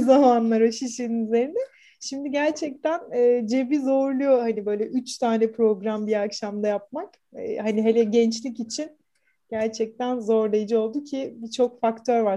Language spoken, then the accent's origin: Turkish; Istanbul, Turkey; born or raised there